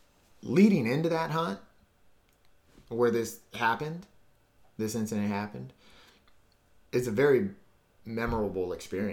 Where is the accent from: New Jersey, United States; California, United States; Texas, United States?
California, United States; Southern; my family's back east, but my father was adopted. So I grew up in Southern California